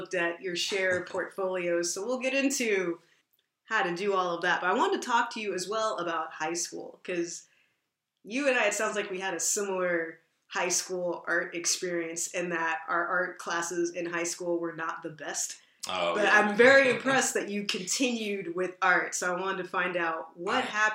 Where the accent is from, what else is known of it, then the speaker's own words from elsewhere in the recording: Texas, United States; moved away; also born or lived in Bay Area, California; I went to school in the Bay Area, and I'm actually from Texas